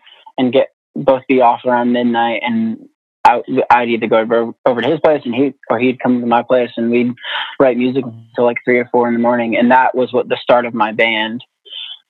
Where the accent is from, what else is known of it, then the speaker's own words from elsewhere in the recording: Indiana, United States; moved away as an adult; now in Nashville, United States; I've been living in Nashville for 12 years now. I grew up in Indiana.